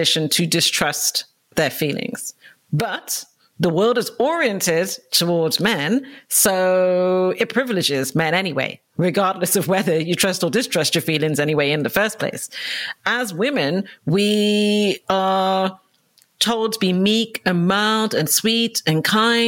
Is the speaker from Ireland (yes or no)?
yes; Dublin, Leinster, Ireland; moved away as an adult; now in London, United Kingdom; I was brought up in Dublin in Ireland, and I came over to London for my 18th birthday